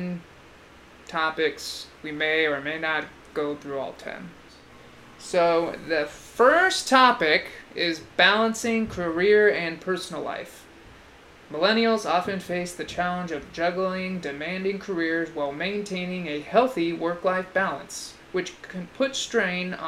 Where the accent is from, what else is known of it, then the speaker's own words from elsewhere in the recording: California, United States; I was born and raised in California